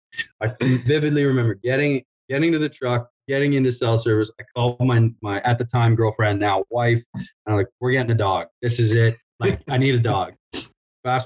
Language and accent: English; Southern Ontario, Canada; moved away as an adult; now in Alberta, Canada; I grew up in Southern Ontario